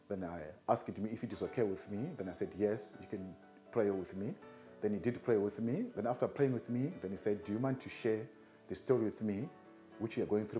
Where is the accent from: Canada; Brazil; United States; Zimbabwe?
Zimbabwe; moved away as an adult; now in South Africa; I'm from Zimbabwe.